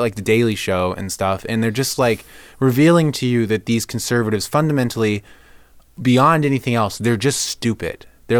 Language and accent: English; Dayton, Ohio, United States; Ohio. Dayton, Ohio. Republican, conservative upbringing.